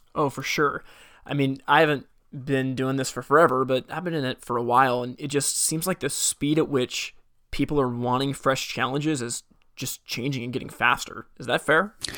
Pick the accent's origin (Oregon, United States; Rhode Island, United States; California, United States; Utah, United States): Oregon, United States; Portland; I'm from Portland, Oregon